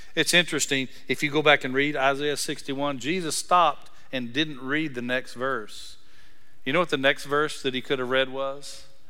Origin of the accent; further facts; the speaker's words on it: Breckenridge, Texas, United States; I'm from Breckenridge, Texas